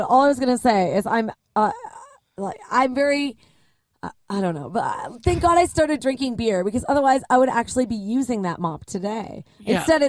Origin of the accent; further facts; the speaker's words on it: Vancouver, British Columbia, Canada; I grew up in Vancouver, on a totally different side of the country